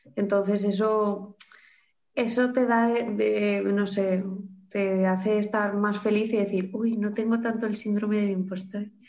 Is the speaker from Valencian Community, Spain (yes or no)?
yes; Carcaixent, Valencian Community, Spain; soy de aquí de Valencia, de un pueblo llamado Carcaixent